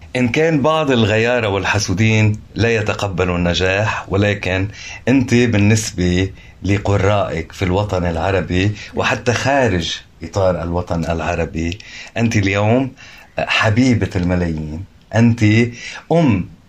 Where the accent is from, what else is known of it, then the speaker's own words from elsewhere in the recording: Lebanon; انا لبناني